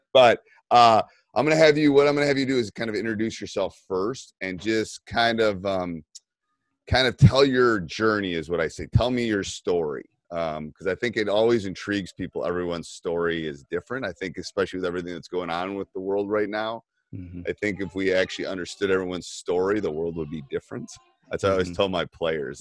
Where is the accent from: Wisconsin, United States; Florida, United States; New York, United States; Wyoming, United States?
Wisconsin, United States; Madison; I live literally like five minutes from University of Wisconsin. I'm from Madison.